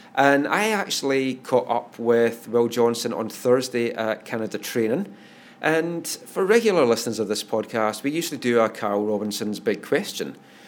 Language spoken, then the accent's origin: English; East Coast of Scotland, United Kingdom; I'm from the East Coast